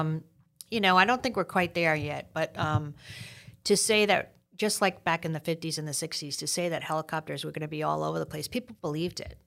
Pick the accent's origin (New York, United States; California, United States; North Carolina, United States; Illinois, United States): New York, United States; New York City; growing up in New York City